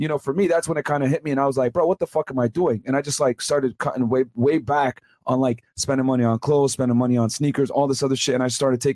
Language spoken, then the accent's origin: English; New Britain, Connecticut, United States; moved away as an adult; also born or lived in Boston; I grew up in New Brighton, Connecticut, which is in central Connecticut